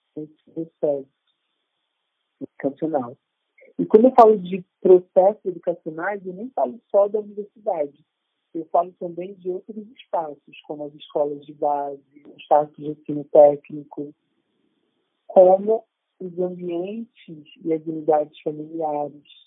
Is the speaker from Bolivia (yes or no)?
no; Rio de Janeiro, Brazil; now in Paraíba, Brazil; eu nasci no Rio de Janeiro, na década de 80, e tenho inúmeras experiências com racismo na minha infância